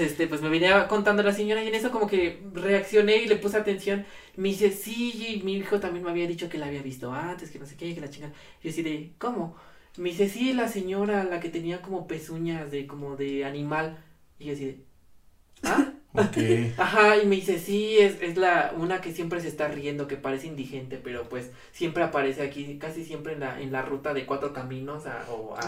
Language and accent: Spanish; Ecatepec, State of Mexico, Mexico; vengo de Catepec, no es orgullo, es advertencia